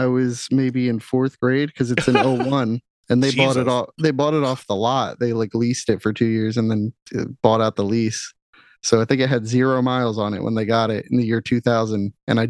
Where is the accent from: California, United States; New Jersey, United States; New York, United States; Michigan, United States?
New Jersey, United States; Right in Mercer County. So it's in the back door of Case's pork roll. I mean, it's where pork roll's from.